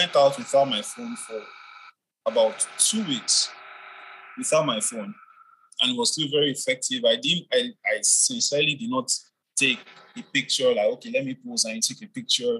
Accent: Nigeria; as Nigerian youths

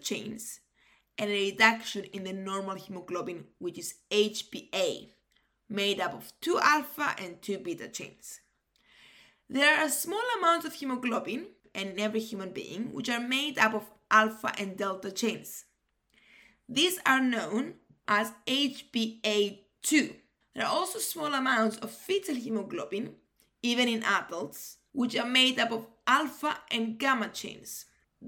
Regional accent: Cyprus; moved away; Cyprus, like my home country

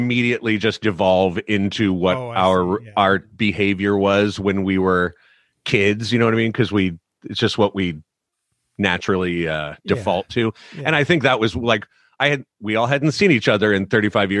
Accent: San Diego, California, United States; we are very Irish descent, and the pressure for girls in San Diego to be tan was so high

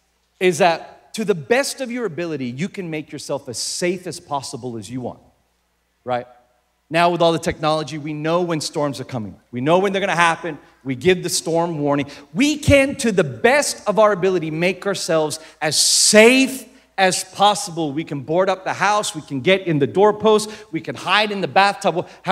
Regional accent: Philippines; I grew up in the Philippines. But here's one of the things that I learned about growing up in the Philippines.

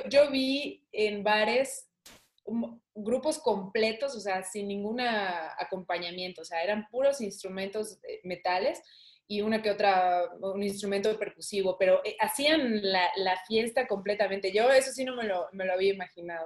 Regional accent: Mexico; aquí en México

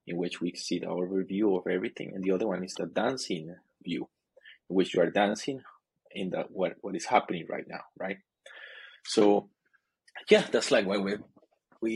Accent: Costa Rica; moved away as an adult; now in China; I'm originally from Costa Rica, but I live in China. China is my new home

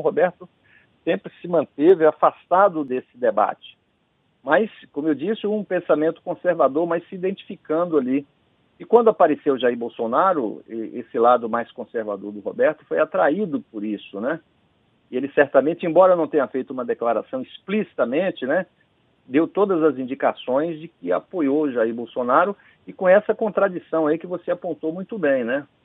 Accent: Vitória da Conquista, Bahia, Brazil; eu cresci ouvindo rádio, né, Renato? Eu sou, assim, minha casa não tínhamos televisão, não tínhamos toca-disco, mas havia o rádio. Na época, lá em Vitória da Conquista

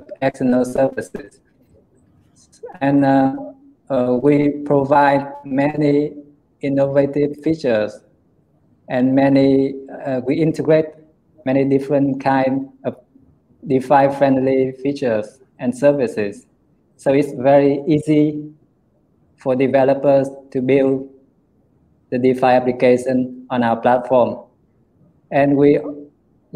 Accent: Hanoi, Vietnam; I'm from Hanoi

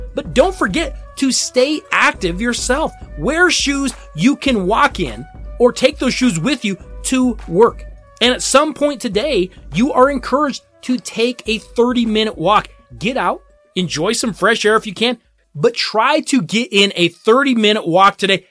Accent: Denver, Colorado, United States; my hometown Denver

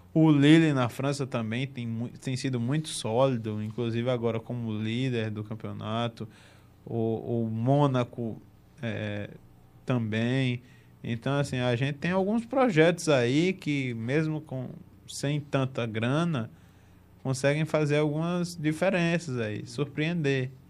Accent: Northeast Region, Brazil; accent: sotaque puxado; era um menininho do, do, do Nordeste

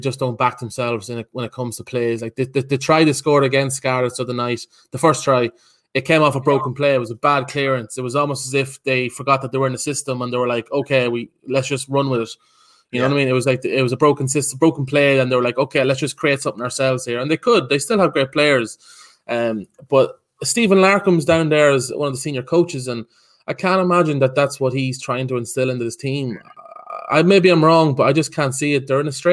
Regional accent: Ireland; as an Irishman

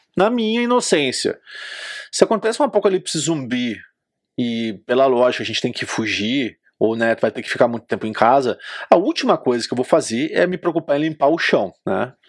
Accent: Brazil; Sou brasileiro

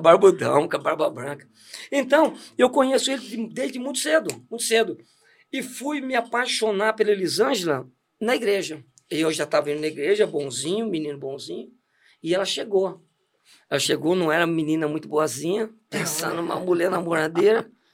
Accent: Santos, São Paulo, Brazil; moved away; nasci em Santos e viemos para cá porque meu pai faleceu muito cedo

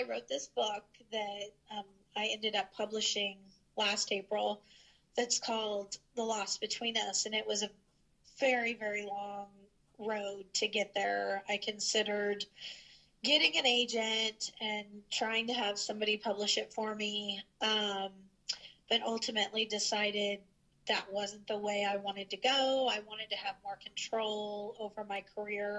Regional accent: St. Joseph, Missouri, United States; my husband and I moved back to my hometown

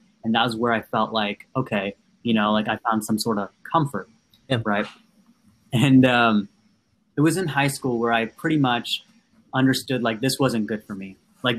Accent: Andhra Pradesh, India; first language Telugu; English is a second language; we always spoke Telugu because I'm from the Andhra Pradesh area, so South India.

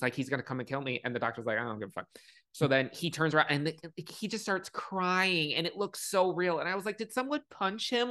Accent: Chicago, Illinois, United States; I was born and raised in Chicago, and then for high school, like middle school and high school, I was in the suburbs

